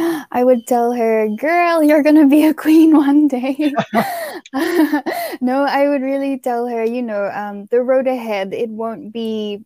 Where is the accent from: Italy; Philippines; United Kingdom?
Philippines; from the Philippines, and I am, I am your future scene of the crime operative here in the Philippines.